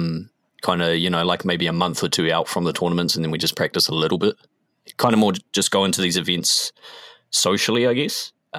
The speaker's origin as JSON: {"language": "English", "town": "Tauranga", "region": "Bay of Plenty", "country": "New Zealand", "tie": "born or raised there", "said": "Yo, there actually was. So it was on the main strip. It was on Devonport Road, which is the main strip in the city, and it was called Fantasia."}